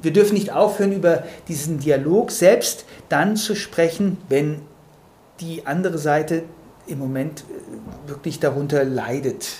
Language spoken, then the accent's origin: German; Germany; als Deutsche